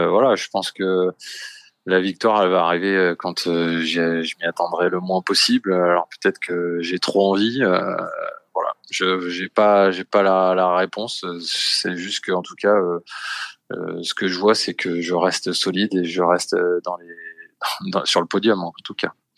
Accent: France; nous les Français on bosse beaucoup.

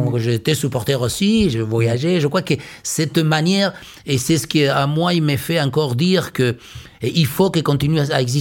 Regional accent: Liniers, Buenos Aires, Argentina; French is a second language; Je suis né à Liniers, j'ai toujours vécu.

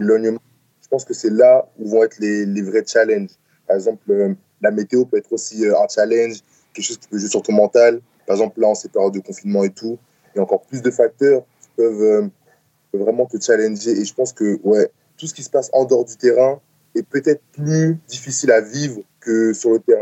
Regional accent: France; moved away as an adult

